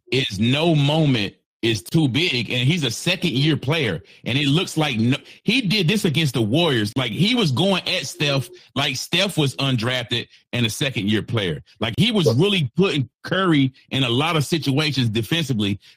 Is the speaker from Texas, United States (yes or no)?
no; New York City, New York, United States; I'm from Brooklyn, New York, man. Brooklyn